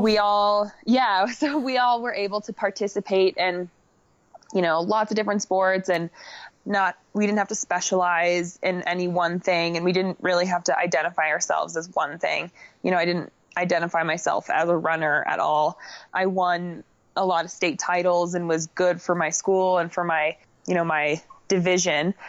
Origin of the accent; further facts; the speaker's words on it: Crested Butte, Colorado, United States; also born or lived in Boulder, Colorado; I am from Crested Butte, Colorado. I primarily train in Boulder, Colorado